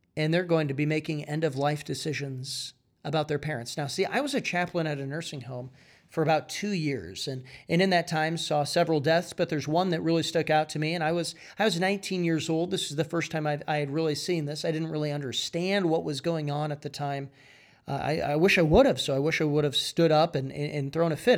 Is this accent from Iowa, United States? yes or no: yes; Iowa, United States; I'm from Iowa.